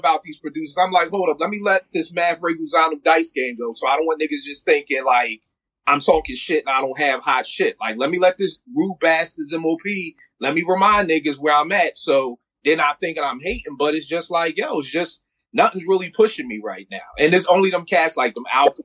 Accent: Philadelphia, Pennsylvania, United States; I'm from Philly

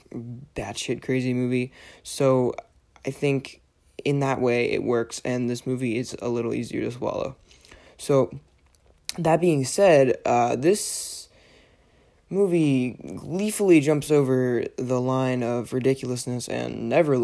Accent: Pennsylvania, United States; moved away; I was from Pennsylvania

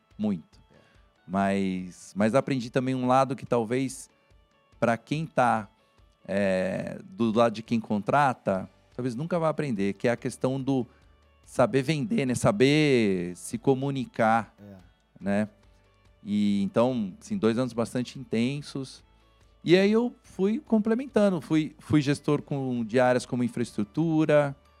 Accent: Santos, São Paulo, Brazil; moved away as an adult; also born or lived in São Carlos; eu sou de Santos. a né, Baixada Santista

